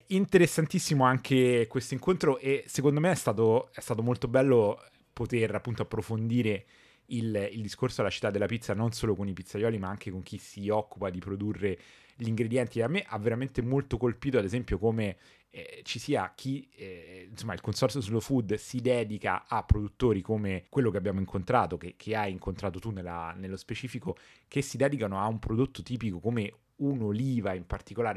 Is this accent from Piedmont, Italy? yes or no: no; Rome, Lazio, Italy; da romano che fino a un anno fa non aveva mai mangiato la pizza napoletana